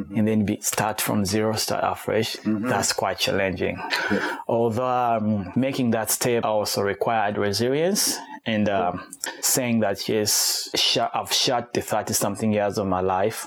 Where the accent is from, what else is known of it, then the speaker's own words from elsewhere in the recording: Kampala, Uganda; moved away as an adult; also born or lived in Rwanda / Sydney, Australia; now in Tasmania, Australia; I'm originally from Rwanda, but I was born and raised in Uganda.